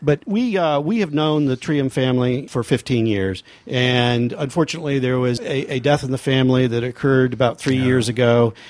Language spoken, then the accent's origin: English; Rogue Valley, Oregon, United States; I grew up in the Rogue Valley.